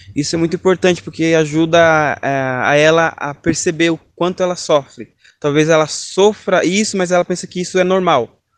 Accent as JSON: {"language": "Portuguese", "town": "Piedade", "region": "São Paulo", "country": "Brazil", "said": "sou da cidade de Piedade, interior de São Paulo"}